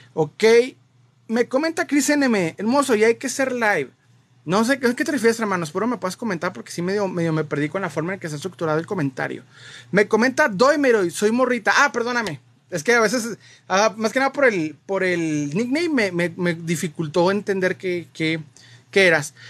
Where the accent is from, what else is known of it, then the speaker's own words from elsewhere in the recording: Mexico; nosotros como latinoamericanos, como mexicanos, para ser más específico